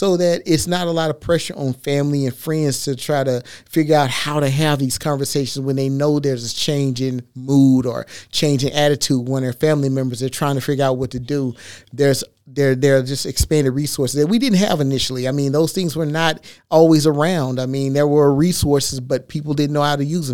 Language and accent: English; Texas, United States; I'm from Texas